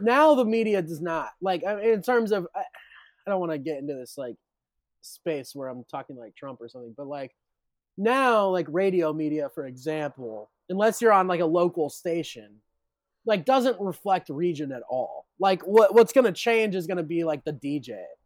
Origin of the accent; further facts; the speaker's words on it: Richmond, Indiana, United States; I'm from Richmond